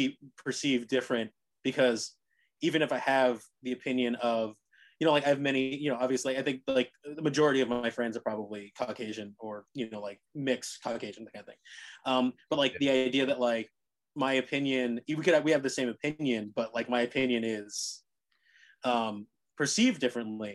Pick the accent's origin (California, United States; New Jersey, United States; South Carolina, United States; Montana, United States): New Jersey, United States; Cherry Hill; now in New York City, United States; growing up in Cherry Hill